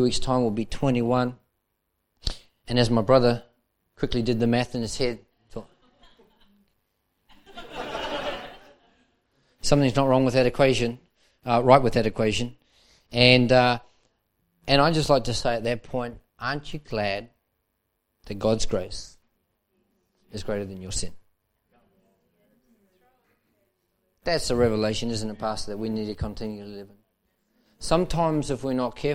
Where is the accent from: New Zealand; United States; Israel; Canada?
New Zealand; Manukau, Auckland; moved away as an adult; now in Melbourne, Australia; I was involved in the church life there in Manukau. And then at 19 and a half, we moved as a family to Melbourne, Australia